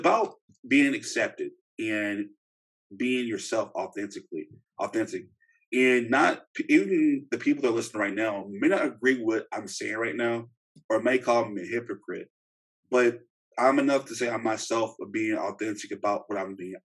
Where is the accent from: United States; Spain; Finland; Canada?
United States; Shreveport, Louisiana; moved away; I'm from Shreveport, Louisiana, originally